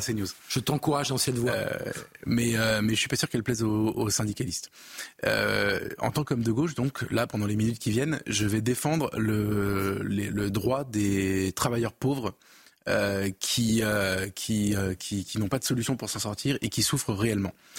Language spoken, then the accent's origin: French; France; en tant que Français